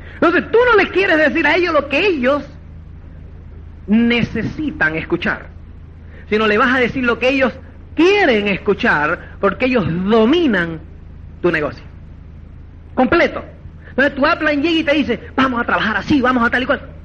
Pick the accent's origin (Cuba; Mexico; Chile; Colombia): Cuba; now in Spain; como es cubano